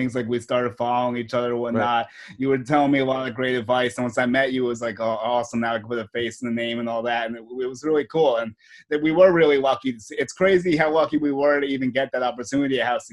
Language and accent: English; New Jersey, United States; I'm from Jersey, but New York's very personal to me